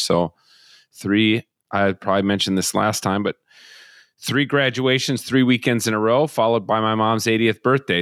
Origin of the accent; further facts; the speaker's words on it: Minnesota, United States; growing up in Minnesota